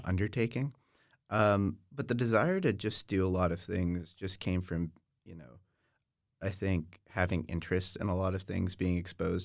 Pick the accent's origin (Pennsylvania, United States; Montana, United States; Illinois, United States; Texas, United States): Texas, United States; Austin; I really enjoyed growing up in Austin.